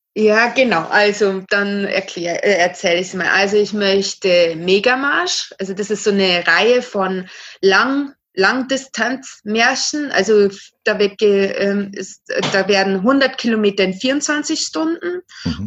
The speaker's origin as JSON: {"language": "German", "town": "Regensburg", "region": "Bavaria", "country": "Germany", "said": "ich komme hier aus Regensburg, also Mhm. Bayern."}